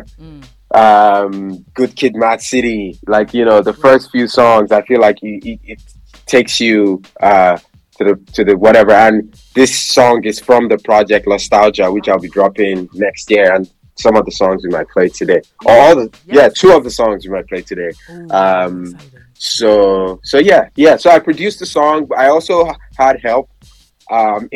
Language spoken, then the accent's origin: English; Nigeria; I'm Nigerian as well